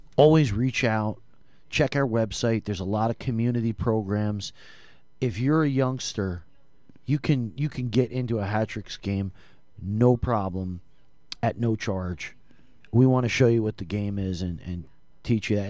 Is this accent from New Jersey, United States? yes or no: yes; New Jersey, United States; I'm from Jersey